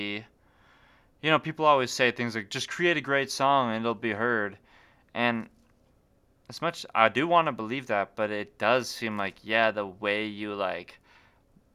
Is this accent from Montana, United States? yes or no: yes; Great Falls, Montana, United States; growing up in Great Falls